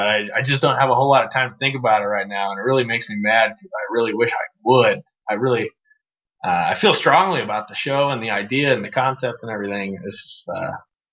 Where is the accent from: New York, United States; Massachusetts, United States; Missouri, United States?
Missouri, United States; St. Louis; also born or lived in Southern Illinois; I grew up a proud St. Louis citizen